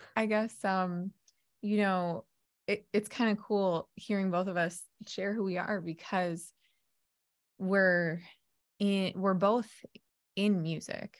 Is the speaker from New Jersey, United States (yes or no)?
yes; New Jersey, United States; moved away; I'm a Jersey girl 'cause I'm originally from New Jersey. However, it's been a long time since I've lived there